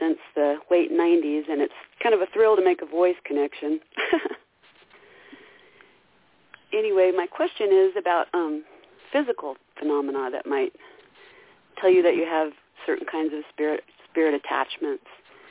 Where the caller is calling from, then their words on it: Idaho, United States; This is … in Idaho.